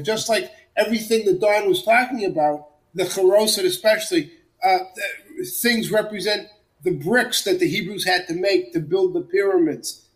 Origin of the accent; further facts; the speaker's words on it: Central Massachusetts, United States; I grew up in Central Massachusetts